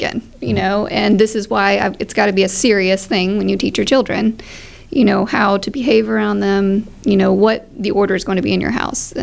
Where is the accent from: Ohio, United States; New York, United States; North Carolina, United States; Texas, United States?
Texas, United States; Port Aransas; also born or lived in Oklahoma; I was born in Oklahoma and raised for a while on a farm there, and hunting, you know, is what we did to kill our food, and farming. And after there, we moved to Port Aransas. Mm-hmm. I guess I was 6 years old when we moved to Port Aransas